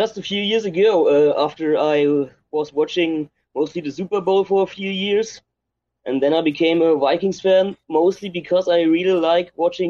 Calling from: Germany; I'm calling from Germany right now.

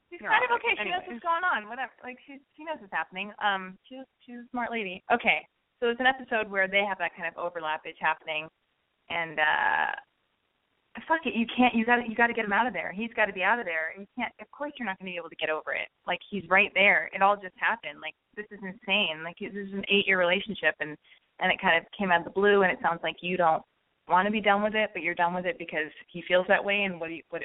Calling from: San Francisco, California, United States; I'm 25 in San Francisco.

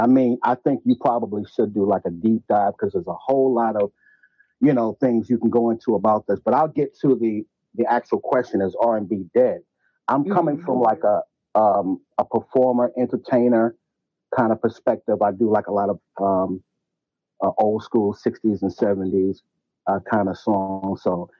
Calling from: New York, United States; I'm calling from New York.

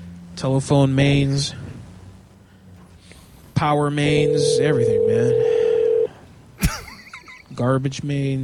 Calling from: Pennsylvania, United States; Well, I'm calling from Central PA, you see, but I've got a cell phone.

